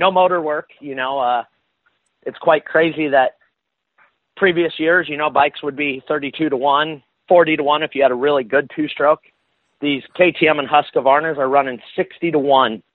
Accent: Northern California, United States; now in Southern California, United States; I was born and raised up in Northern California

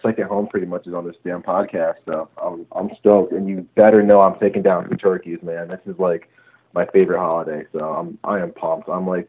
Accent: New England, United States; I grew up in the New England area

